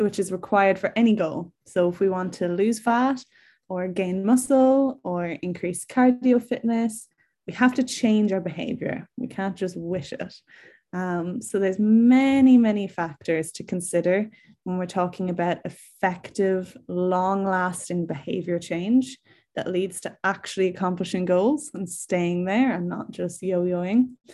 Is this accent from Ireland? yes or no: yes; Ireland; now in England, United Kingdom; I'm from Ireland, if you can't tell from my accent, um, but I'm currently living in England